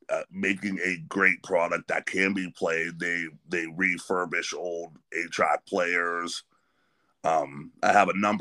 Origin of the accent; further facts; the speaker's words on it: Pennsylvania, United States; I grew up in Pennsylvania, but always was a part of that Youngstown scene.